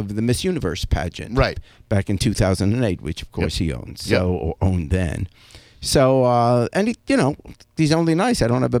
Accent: England, United Kingdom; born or raised there; now in United States

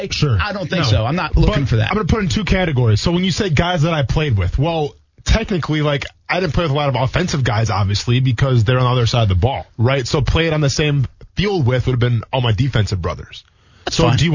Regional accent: Jacksonville, Florida, United States; Keep in mind where I'm coming from too. I'm coming from Jacksonville, man. Okay, I'm coming from Jacksonville.

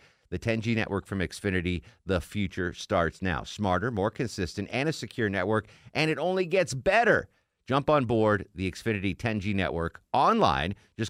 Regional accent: Connecticut, United States; Where I grew up in Connecticut there was a large Lebanese population in my town.

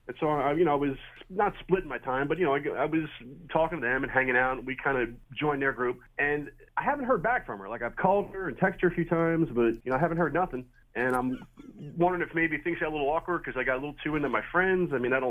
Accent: Huber Heights, Ohio, United States; For Huber Heights, man.

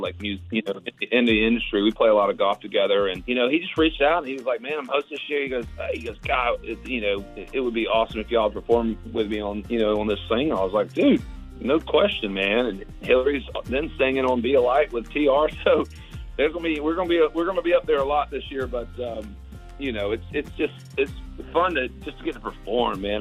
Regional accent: Augusta, Georgia, United States; I'm from Augusta, so from Augusta, Georgia. So it's a it's a big part of my life. And growing up, I used to work at the tournament a lot

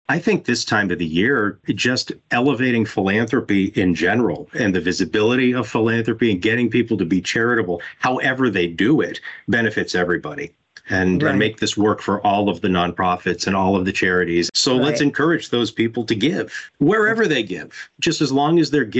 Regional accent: Florida, United States; From a personal perspective, I grew up in Broward. My family moved here in 1977.

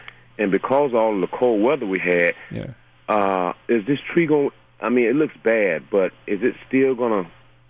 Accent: Tampa, Florida, United States; moved away; I grew up in Tampa, Florida, and I'm used to the cypress environment.

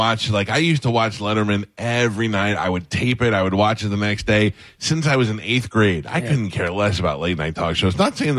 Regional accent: New York, United States; I grew up in New York as a Howard fan

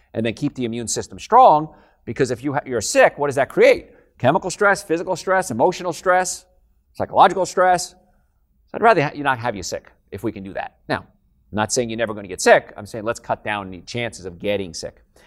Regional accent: Hoboken, New Jersey, United States; moved away; I'm from New Jersey, actually, Hoboken, New Jersey.

